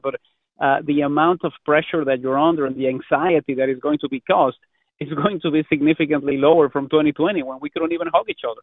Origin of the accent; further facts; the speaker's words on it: Mexico; now in Canada; growing up in Mexico